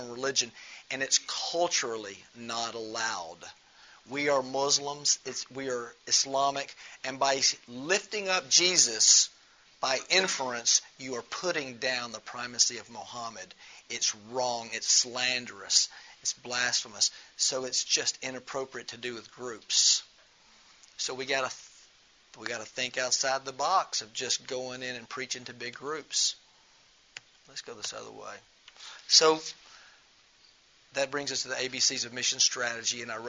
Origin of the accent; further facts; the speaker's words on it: Memphis, Tennessee, United States; moved away as an adult; now in Amman, Jordan; I don't live in Memphis. I'm from Memphis